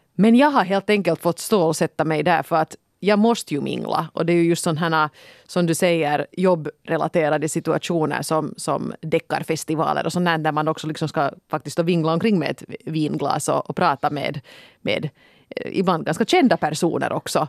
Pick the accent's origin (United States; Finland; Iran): Finland; jag är deckarförfattare från Finland